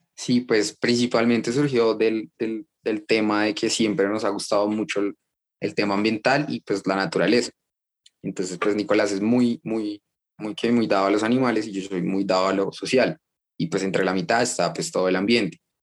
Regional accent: Bogotá, Colombia; nací en Bogotá, en Colombia

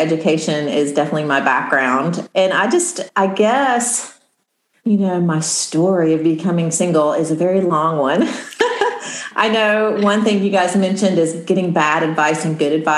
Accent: Midwest, United States; I'm from the Midwest and I grew up with just a sort of a pull yourself up by your bootstraps mentality

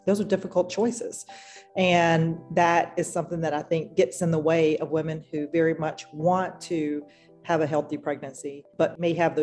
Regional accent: rural North Carolina, United States; I'm a Black woman who was born and raised in a rural part of North Carolina

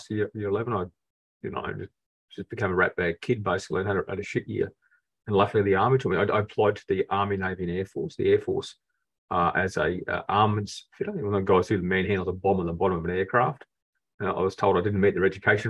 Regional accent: Rockhampton, Queensland, Australia; also born or lived in Adelaide / Brisbane; I was from Rockhampton, enlisted in Brisbane.

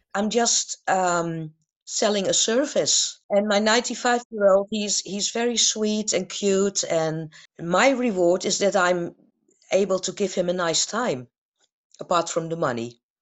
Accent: Amsterdam, North Holland, Netherlands; I was born and raised in Amsterdam

